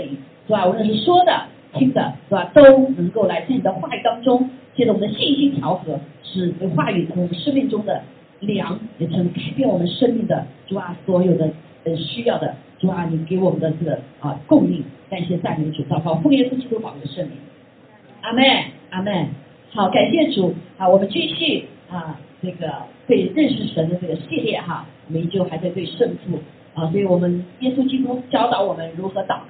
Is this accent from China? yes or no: yes; China; 包括我们中国人哈，中国人